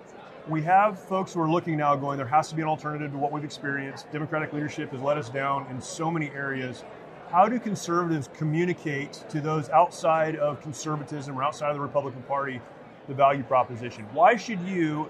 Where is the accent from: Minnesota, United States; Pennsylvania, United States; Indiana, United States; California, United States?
California, United States; San Francisco; I'm from California, San Francisco